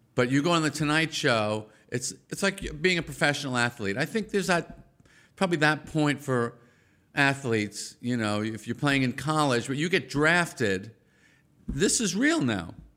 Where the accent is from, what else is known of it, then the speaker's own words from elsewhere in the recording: Massapequa, New York, United States; also born or lived in Brooklyn, New York; when I was one, my parents moved us out of Brooklyn to the suburbs of Long Island, Nassau County, Massapequa